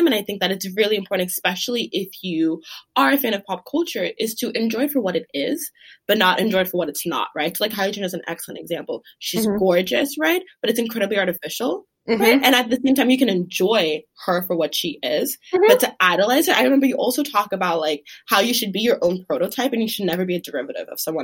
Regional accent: Douala, Littoral, Cameroon; now in United States; I'm from Douala, Cameroon

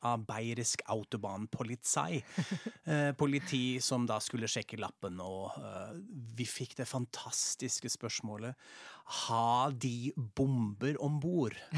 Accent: Frankfurt, Hesse, Germany; moved away; Jeg er som sagt fra Frankfurt, fra Hessen

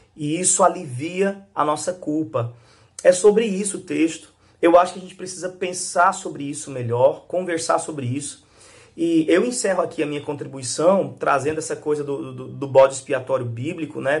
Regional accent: João Pessoa, Paraíba, Brazil; sou aqui de João Pessoa, Paraíba.

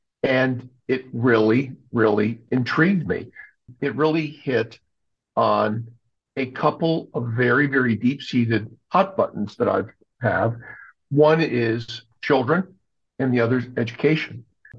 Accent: New England, United States; now in Maryland, United States; I did not grow up in the Maryland area. I grew up up in New England, but have spent my entire adult working career in banking here in Maryland.

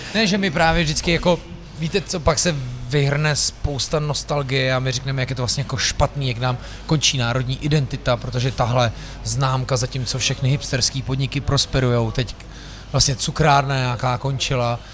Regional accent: Prague, Czechia; já jsem z Vršovic

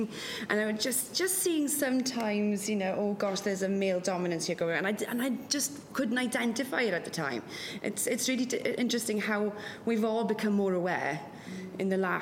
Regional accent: West Wales, United Kingdom; first language Welsh; English is a second language; moved away; I'm from a very, very loving family and a loving community as well in West Wales. In Welsh language, Welsh is my first language.

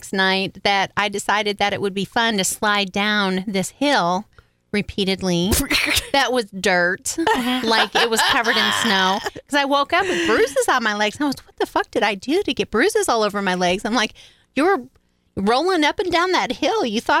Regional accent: New York, United States; I grew up in New York, and that's how we did.

